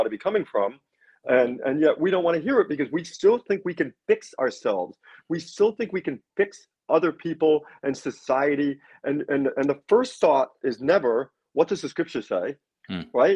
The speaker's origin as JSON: {"language": "English", "region": "New York", "country": "United States", "said": "I'm from New York"}